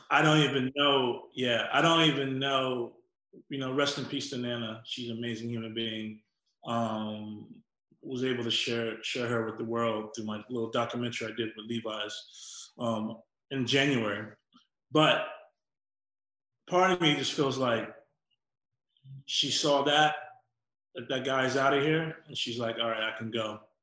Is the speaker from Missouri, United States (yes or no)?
no; New York City, New York, United States; also born or lived in Atlanta, Georgia; So when we were three months old, we moved to Queens. Um, and that's how I grew up in New York.